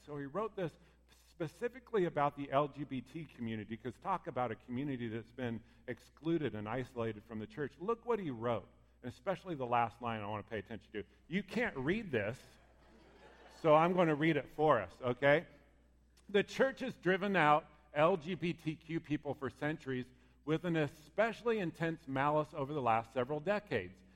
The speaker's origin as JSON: {"language": "English", "town": "Pleasant Hill", "country": "United States", "tie": "born or raised there", "said": "I grew up in Pleasant Hill"}